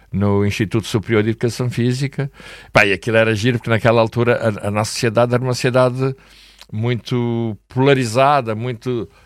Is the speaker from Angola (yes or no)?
yes; Angola; now in Portugal; Eu vim de Angola, a minha mulher, por exemplo, veio de Moçambique